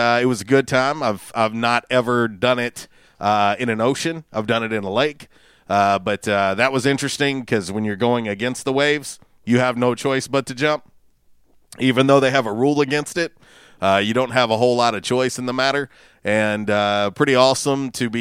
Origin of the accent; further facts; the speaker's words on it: Florida, United States; moved away; I am originally from Florida.